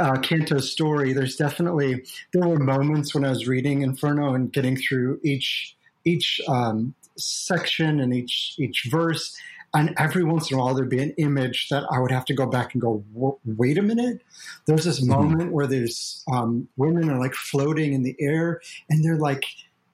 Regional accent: Ohio, United States; my library in my small town where I grew up in Ohio

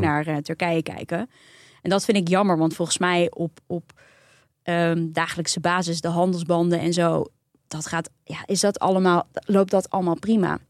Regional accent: Netherlands; ons als Nederlanders

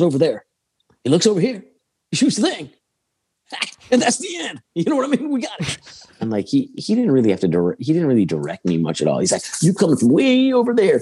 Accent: Chicago, Illinois, United States; I'm from Chicago

